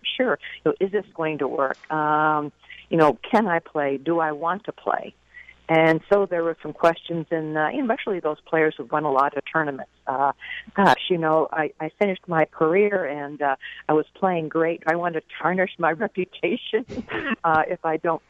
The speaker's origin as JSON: {"language": "English", "town": "Boston", "region": "Massachusetts", "country": "United States", "said": "I'm from Boston"}